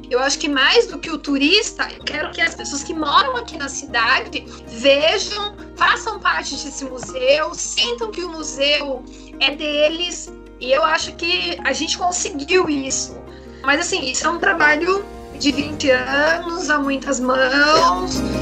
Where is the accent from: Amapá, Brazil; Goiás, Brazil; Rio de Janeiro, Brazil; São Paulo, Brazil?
São Paulo, Brazil; Itu; Nasci em Itu no dia 30 de março de 1985.